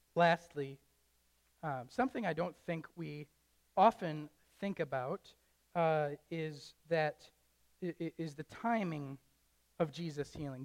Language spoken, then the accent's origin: English; Traverse City, Michigan, United States; moved away as an adult; now in Wisconsin, United States; I don't want to move away from my hometown. I don't want to move away from Traverse City